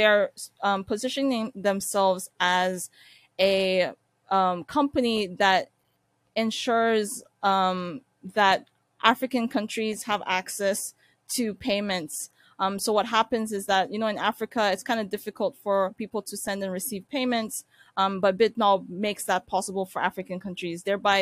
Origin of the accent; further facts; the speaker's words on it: Ankara, Turkey; born there; So I was born in Turkey, actually the capital of Turkey, which is Ankara.